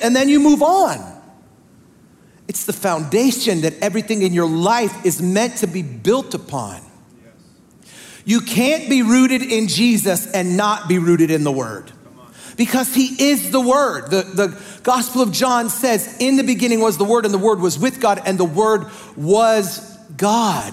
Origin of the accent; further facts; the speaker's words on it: the North, United States; I'm a pastor from the North.